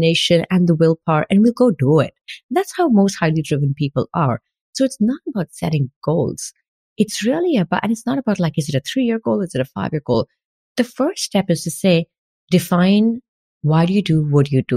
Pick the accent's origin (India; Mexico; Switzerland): India; moved away as an adult; now in France; As an Indian who was working like 14 hours in an IT company in India